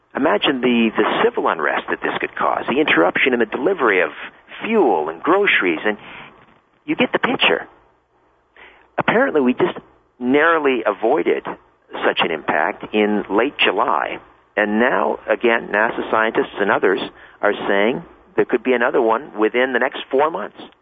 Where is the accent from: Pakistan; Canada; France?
Canada; I'm a Canadian boy